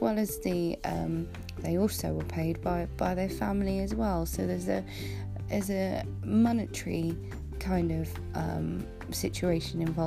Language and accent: English; United Kingdom; being a Brit